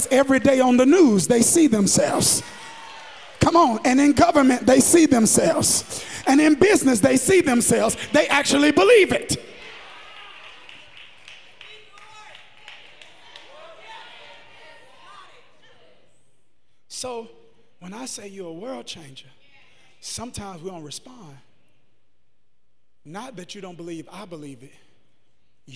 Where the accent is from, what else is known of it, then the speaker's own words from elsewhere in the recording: United States; I'm American now